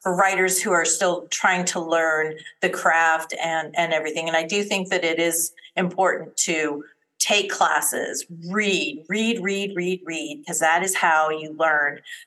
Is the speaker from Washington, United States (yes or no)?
no; Colorado, United States; moved away as an adult; now in Texas, United States; I was born and raised in Colorado, married into the military, and went and lived, you know, pretty much all over the United States.